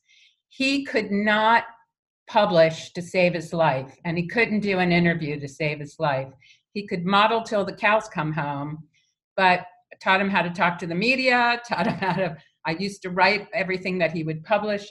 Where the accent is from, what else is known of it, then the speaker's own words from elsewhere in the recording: United States; moved away as an adult; also born or lived in New York; I'm from just outside of Washington, D.C.